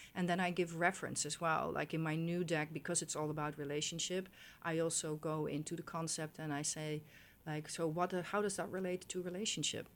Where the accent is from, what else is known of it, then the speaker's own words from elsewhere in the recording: Netherlands; moved away; I grew up in Holland